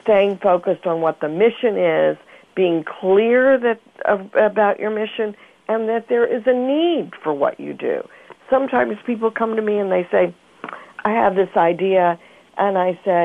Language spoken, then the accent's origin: English; Mobile, Alabama, United States; I grew up in Mobile, Alabama